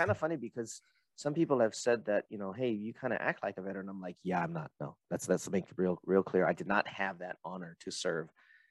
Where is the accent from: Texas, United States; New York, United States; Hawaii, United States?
Hawaii, United States; I'm Hawaiian